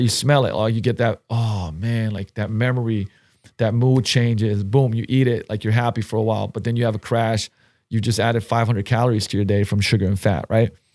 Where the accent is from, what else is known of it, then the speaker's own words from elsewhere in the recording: Slovenia; moved away; I grew up in Slovenia